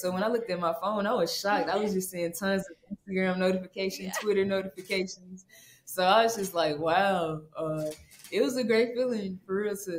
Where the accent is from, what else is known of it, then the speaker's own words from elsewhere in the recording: Memphis, Tennessee, United States; now in Baton Rouge, United States; I think I'm going to get the key to the city in Memphis. So let's go. Yeah, I can't wait to go back to my hometown.